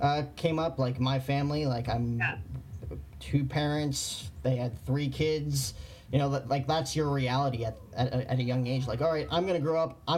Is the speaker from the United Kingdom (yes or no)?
no; New Jersey, United States; moved away as an adult; growing up in New Jersey